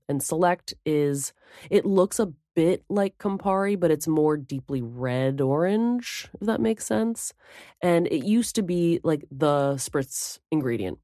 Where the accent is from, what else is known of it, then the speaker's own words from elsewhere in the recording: New Jersey, United States; I'm from Jersey